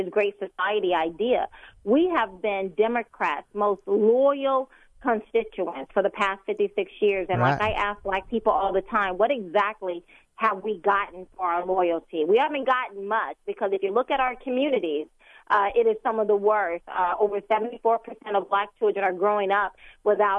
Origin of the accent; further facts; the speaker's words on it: United States; I'm an American